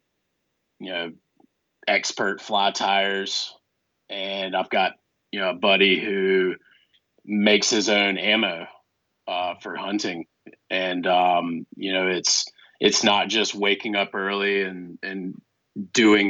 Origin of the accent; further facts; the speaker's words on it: Outer Banks, North Carolina, United States; moved away; also born or lived in Montana / Colorado; So I grew up on the Outer Banks, or near the Outer Banks, technically